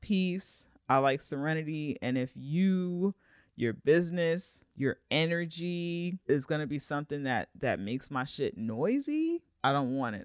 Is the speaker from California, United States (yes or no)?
no; New York, United States; as a New Yorker